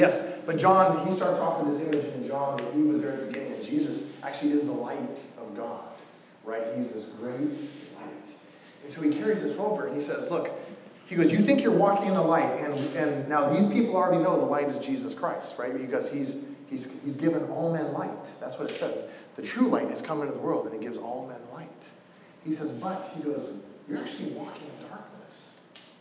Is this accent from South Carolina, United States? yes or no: no; Coos Bay, Oregon, United States; I'm from a town called Coos Bay, Oregon.